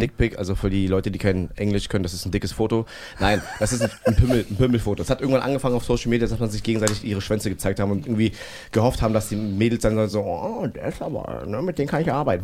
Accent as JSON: {"language": "German", "region": "Berlin", "country": "Germany", "said": "ich bin Berliner und so bla und ich werde in Berlin auch alt"}